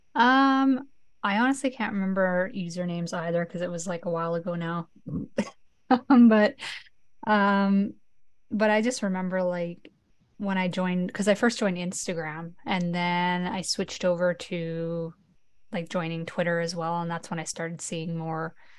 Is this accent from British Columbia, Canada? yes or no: yes; northern BC, British Columbia, Canada; So I'm from like a small town that's like 10 hours north of Vancouver